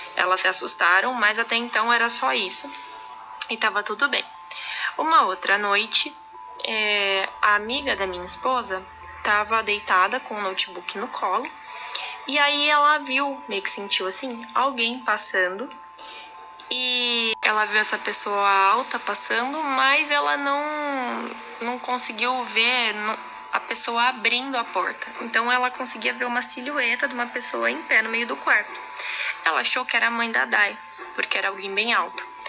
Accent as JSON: {"language": "Portuguese", "region": "São Paulo", "country": "Brazil", "moved": "as an adult", "lives_now": "Araçatuba, Brazil", "said": "E eu sou de São Paulo, mas moro em Aracatuba faz uns anos já"}